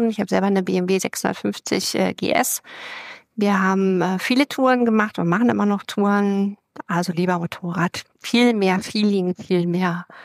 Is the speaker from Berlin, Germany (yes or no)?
yes; Berlin, Germany; moved away as an adult; now in Brandenburg, Germany; Ich bin Berlin, äh, Berlinerin, tatsächlich geboren im Prenzlauer Berg, verwurzelt in Berlin, ähm, wohne zwar aktuell in Brandenburg, ähm, einzig und allein wegen der Kinder